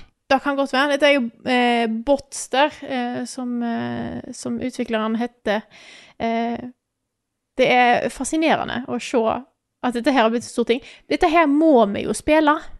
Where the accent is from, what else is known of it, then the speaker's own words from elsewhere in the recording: Stord, Vestland, Norway; moved away; Jeg har ikke bodd hjemme på Stord på ti år